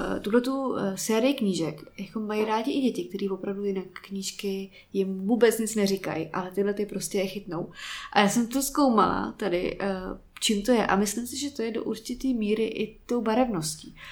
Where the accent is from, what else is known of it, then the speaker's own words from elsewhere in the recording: Prague, Czechia; jsem Pražák, bohemista